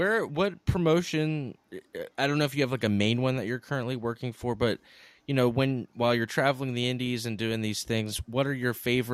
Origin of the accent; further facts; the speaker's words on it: Joppa, Maryland, United States; Jeremy, Andy, and I actually all grew up in that town. It's the same county that we grew up in Maryland.